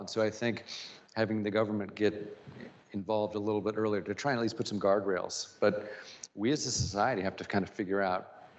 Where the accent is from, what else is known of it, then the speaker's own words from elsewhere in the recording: Springfield, United States; Listen, I grew up super privileged, right? My dad had a great job.